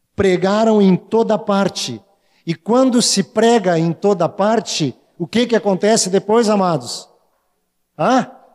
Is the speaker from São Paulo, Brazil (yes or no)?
no; Porto Alegre, Rio Grande do Sul, Brazil; eu sou, eu sou porto-alegrense